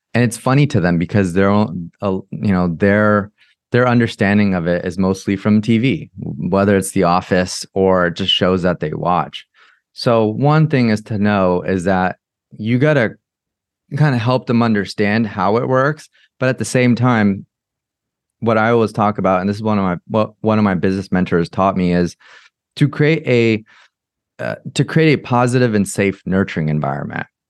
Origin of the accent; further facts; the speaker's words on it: Orange County, California, United States; I grew up in America. I grew up in Orange County in California.